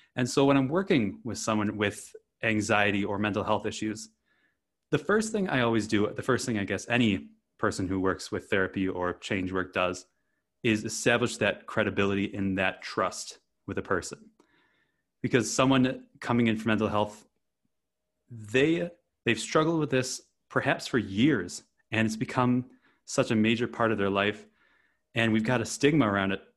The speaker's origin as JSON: {"language": "English", "region": "Wisconsin", "country": "United States", "tie": "born or raised there", "moved": "as an adult", "said": "I grew up in Wisconsin, of all places, on a rural dairy farm"}